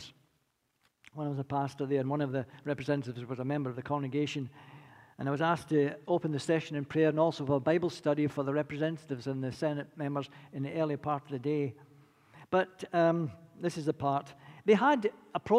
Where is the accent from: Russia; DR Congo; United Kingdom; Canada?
United Kingdom; Scotland; accent: Scottish; now in United States; I'll never lose my accent. They say the Scots don't give away much, but definitely not going to give away the accent.